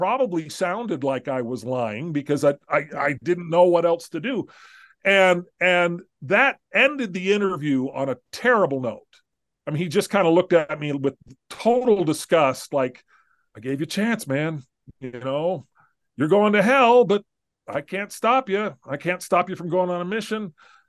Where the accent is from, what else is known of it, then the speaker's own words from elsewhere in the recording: Southern California, United States; I grew up in Southern California